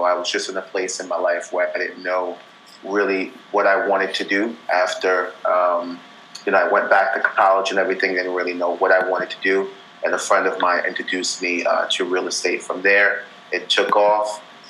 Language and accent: English; New York, United States; I'm from New York. Yeah, definitely. Oh, okay. Grew up here in New York.